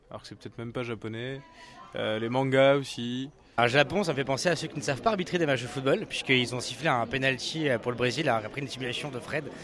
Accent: Colombia; je suis colombien, euh, je suis né là-bas, euh, mais, mes parents sont français, donc je suis français par mes parents.

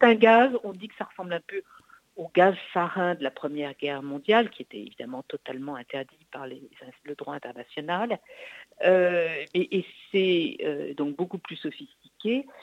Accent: France; chez nous en France

